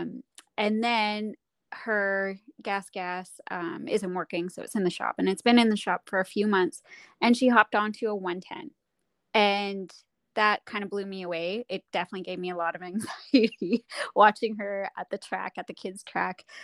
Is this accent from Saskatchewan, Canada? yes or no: yes; Saskatchewan, Canada; moved away; also born or lived in Whistler; I grew up snowboarding in Saskatchewan